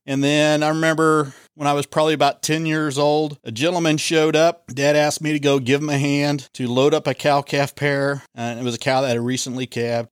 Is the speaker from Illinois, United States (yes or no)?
no; Linn, Kansas, United States; I grew up in the Lynn area